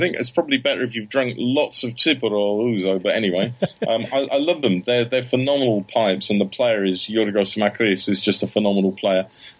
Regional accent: Germany; born there; I mean, I was born in Germany

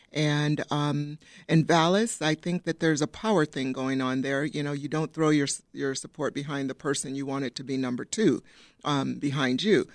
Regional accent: Downers Grove, Illinois, United States; I grew up in Downers Grove, went to Downers Grove South.

